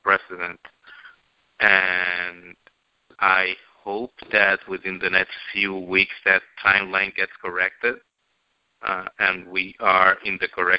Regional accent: Bayamón, Puerto Rico; My hometown, Bayamón

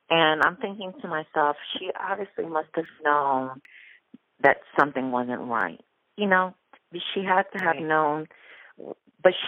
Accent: New York, United States; now in Orlando, United States; I'm originally from New York. I'm Puerto Rican, and I've been living here in Orlando, Florida for about 23 years

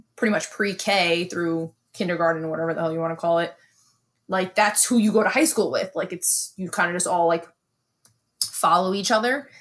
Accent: New York City, New York, United States; moved away; I grew up in Bensonhurst

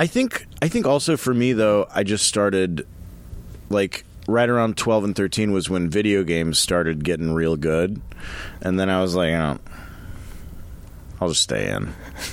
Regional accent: the South, United States; moved away; also born or lived in Louisiana / Texas; I grew up in the South.

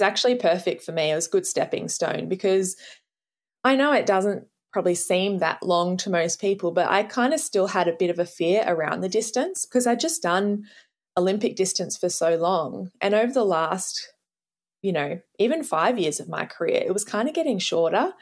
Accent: Australia; as an Australian

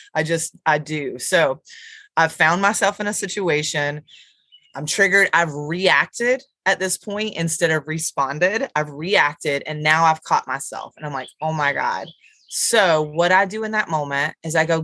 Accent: Dallas, North Carolina, United States; I'm from Dallas, North Carolina

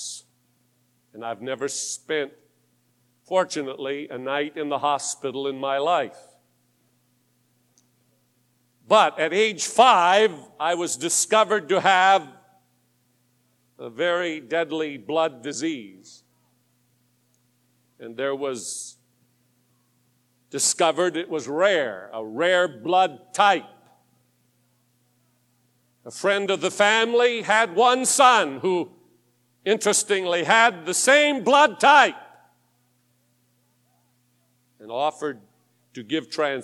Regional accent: Tacoma, Washington, United States; I was born in Tacoma, Washington. Up in the Northwest

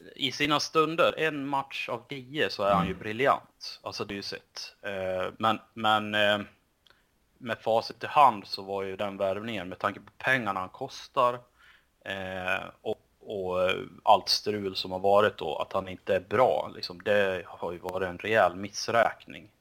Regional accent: Sweden; som svensk

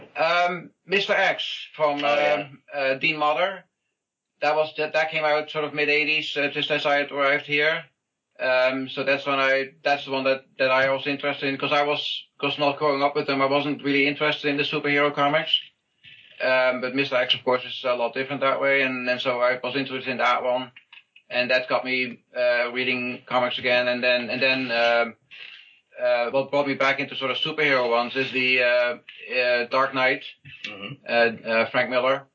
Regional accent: Netherlands; moved away; back in Holland, where I'm from

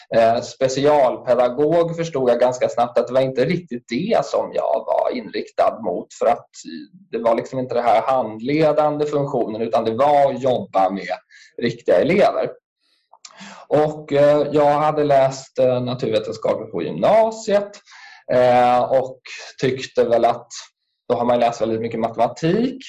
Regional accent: Stockholm, Stockholm County, Sweden; also born or lived in Bredäng; jag är ju född och uppväxt i eh, Sätra

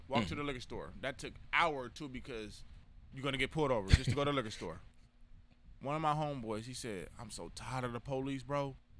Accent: San Diego, California, United States; I'm sorry that I'm from Southeast San Diego.

